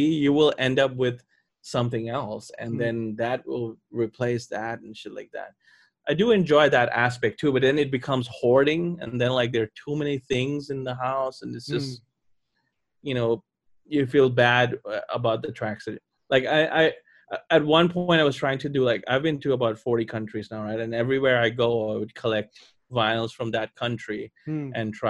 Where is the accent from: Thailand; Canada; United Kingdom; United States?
Thailand; I'm from Thailand.